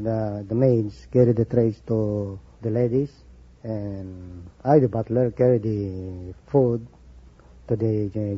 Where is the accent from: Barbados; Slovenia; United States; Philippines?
Philippines; moved away; From the Philippines